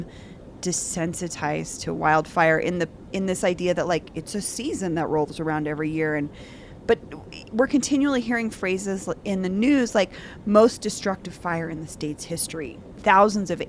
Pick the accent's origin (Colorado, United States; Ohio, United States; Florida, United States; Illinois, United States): Colorado, United States; Denver; I grew up here in Denver